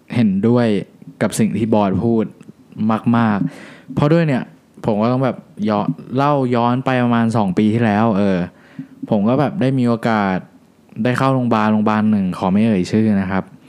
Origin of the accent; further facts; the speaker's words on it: Thailand; ที่นี่คือบ้านเกิดเรา